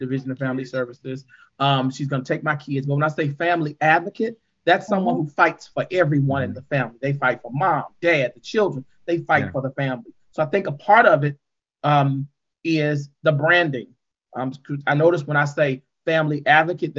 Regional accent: St. Louis, Missouri, United States; I was born and raised in St. Louis. I've been here all my life

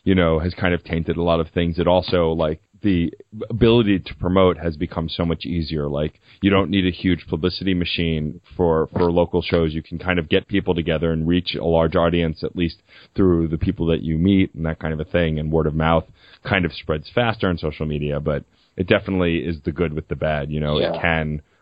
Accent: New York City, New York, United States; I grew up in Staten Island

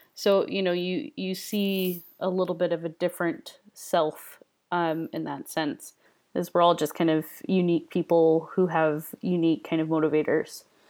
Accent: United States; moved away as an adult; now in United Kingdom; I am an American in British culture, British slash Scottish culture

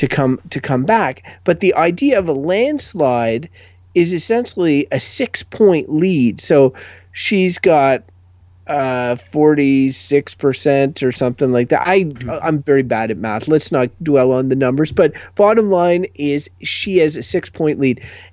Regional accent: Canada; as a Canadian

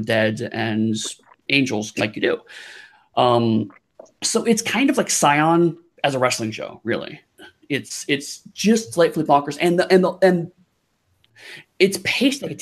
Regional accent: Ohio, United States; moved away as an adult; also born or lived in Dublin, Ireland; now in Atlanta, United States; I grew up in Ohio

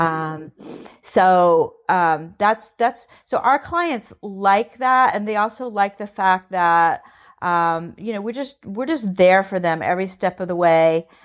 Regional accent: United States; I'm American. I, I I, on my family's many generations here

